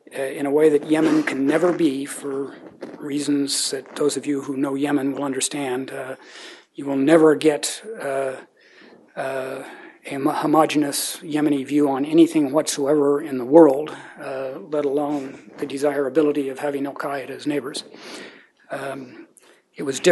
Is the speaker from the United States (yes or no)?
yes; United States; as an American